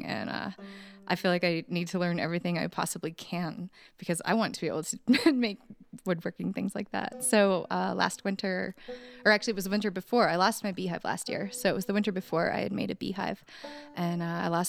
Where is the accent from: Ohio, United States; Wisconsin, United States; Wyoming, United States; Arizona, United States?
Wyoming, United States; I'm from Wyoming.